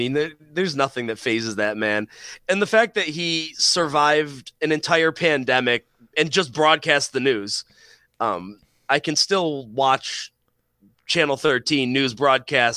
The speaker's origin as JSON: {"language": "English", "town": "Rochester", "region": "New York", "country": "United States", "tie": "born or raised there", "moved": "as an adult", "lives_now": "Dayton, United States", "said": "we were born and raised in Rochester"}